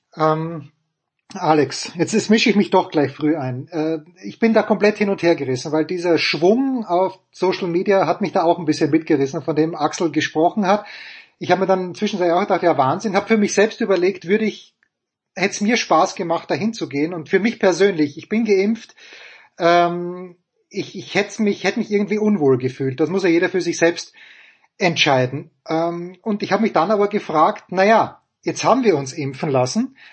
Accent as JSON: {"language": "German", "country": "Austria", "tie": "born or raised there", "moved": "yes", "said": "aus meiner Heimat äh, Oberösterreich und Salzburg"}